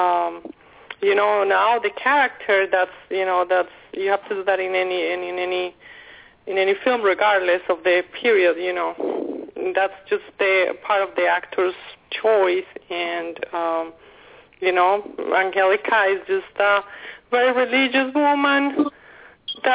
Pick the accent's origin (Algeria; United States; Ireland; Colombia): Colombia; moved away; I'm from Colombia